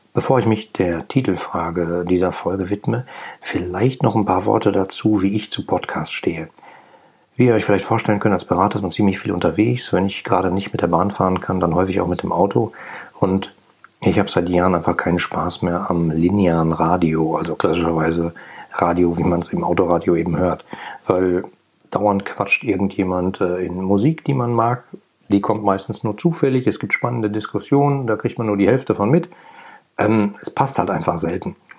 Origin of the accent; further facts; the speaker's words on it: Ruhr area, North Rhine-Westphalia, Germany; ich bin im Ruhrgebiet groß geworden